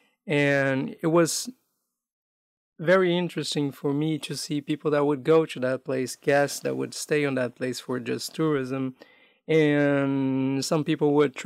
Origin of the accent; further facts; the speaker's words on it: Brazil; moved away as an adult; also born or lived in Amazonas, Brazil / Manaus, Brazil; now in North America; I grew up in an urban environment and away from my hometown, away from the state I was born in, which is Amazonas, like living in mostly in big cities around Brazil.